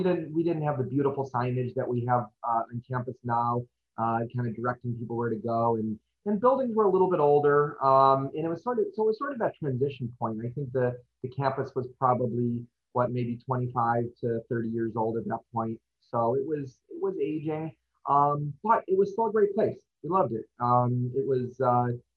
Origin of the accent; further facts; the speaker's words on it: Hoffman Estates, Illinois, United States; I grew up in Hoffman Estates, and I went to Harper in 1996 and 97